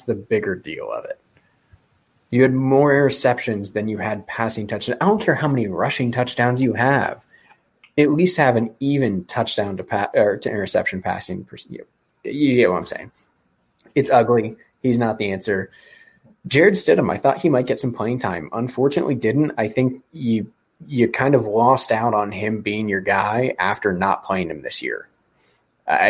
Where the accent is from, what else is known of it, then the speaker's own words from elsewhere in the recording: North Carolina, United States; I grew up in North Carolina.